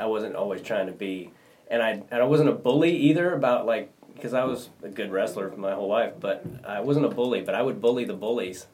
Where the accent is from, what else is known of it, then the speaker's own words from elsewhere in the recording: Kansas, United States; I was in six A, which is the biggest division for Kansas